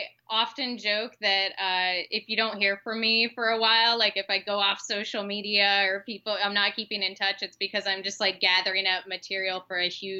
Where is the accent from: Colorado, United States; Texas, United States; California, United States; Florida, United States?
Florida, United States; Orlando; And so I was their first city correspondent in Orlando, where I grew up. I grew up in Florida.